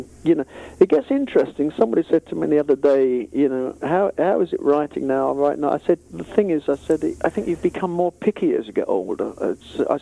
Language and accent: English; Hertfordshire, East of England, United Kingdom; we came from Hertfordshire as well